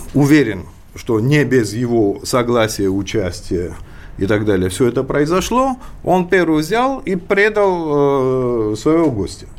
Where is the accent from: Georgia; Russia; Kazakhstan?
Georgia; как а грузин